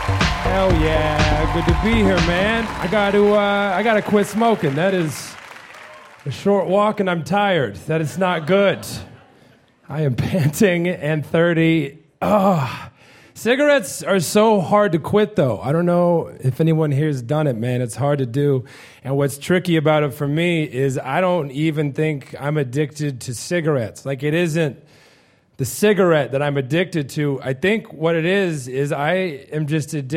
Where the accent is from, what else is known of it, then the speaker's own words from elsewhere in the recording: Missouri, United States; I'm from Missouri